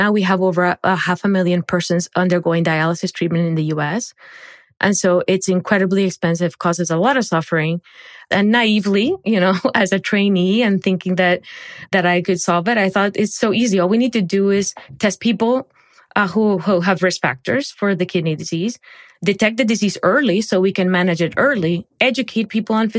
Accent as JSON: {"language": "English", "town": "Barranquilla", "region": "Atlántico", "country": "Colombia", "tie": "born or raised there", "moved": "yes", "said": "I grew up in Barranquilla, Colombia"}